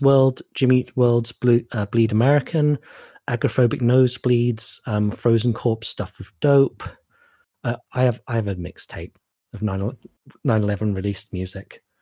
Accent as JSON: {"language": "English", "country": "Canada", "also_born_or_lived": "Norwich, United Kingdom", "said": "I'm a Canadian Jew"}